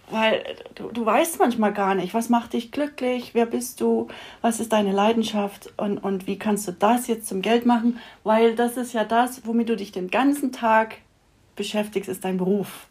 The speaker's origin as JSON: {"language": "German", "region": "Saxony", "country": "Germany", "tie": "born or raised there", "moved": "as an adult", "lives_now": "Austria", "said": "ich bin ja in Sachsen aufgewachsen"}